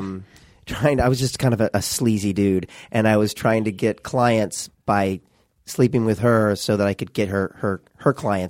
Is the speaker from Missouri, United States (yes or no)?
yes; Missouri, United States; moved away as an adult; now in Los Angeles, United States; We're from Missouri